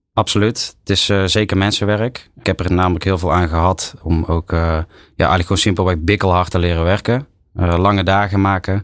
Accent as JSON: {"language": "Dutch", "town": "Tilburg", "region": "North Brabant", "country": "Netherlands", "accent": "Brabant", "said": "Ik kom zelf uit Tilburg"}